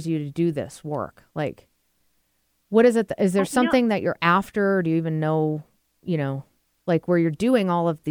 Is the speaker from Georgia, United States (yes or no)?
no; Massachusetts, United States; now in Seattle, United States; I'm from Massachusetts